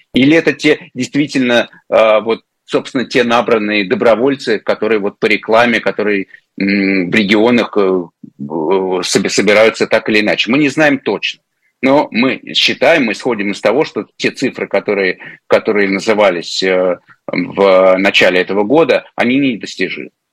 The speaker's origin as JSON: {"language": "Russian", "region": "Crimea", "country": "Ukraine", "tie": "born or raised there", "said": "я все детство провел в Крыму, еще советское."}